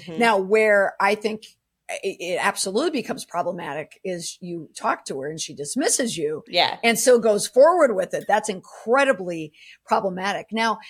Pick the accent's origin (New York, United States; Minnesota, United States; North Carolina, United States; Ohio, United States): Minnesota, United States; St. Paul; since I'm from St. Paul, Minnesota.